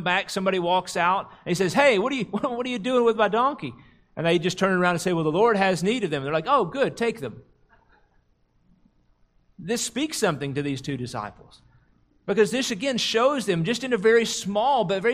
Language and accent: English; United States; as Americans, as American Christians